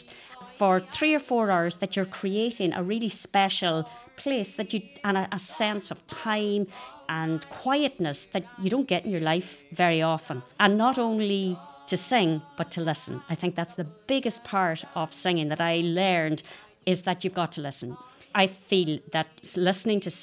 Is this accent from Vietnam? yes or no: no; Inishowen, Ulster, Ireland; I'm totally influenced by my Inishowen roots